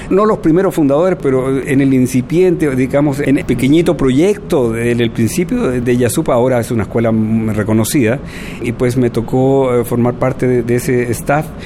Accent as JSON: {"language": "Spanish", "country": "Cuba", "moved": "as an adult", "lives_now": "Mexico", "said": "La historia es que yo vine de Cuba con el grupo de … de …, vine a Mazatlán."}